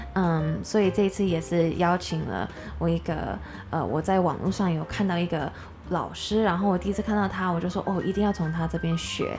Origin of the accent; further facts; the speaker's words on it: United States; now in Taiwan; 小时候在美国出生长大